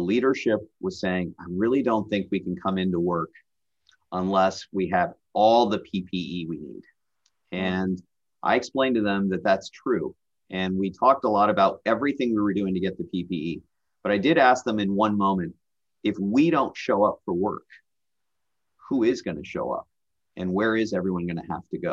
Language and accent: English; Nashville, Tennessee, United States; moved away as an adult; also born or lived in Bay Area, California; now in Iowa, United States; I grew up in Nashville.